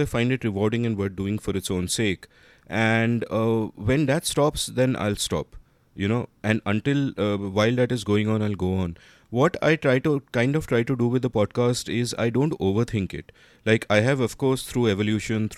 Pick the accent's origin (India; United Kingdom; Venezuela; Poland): India; when we were growing up in India in the 80s and the 90s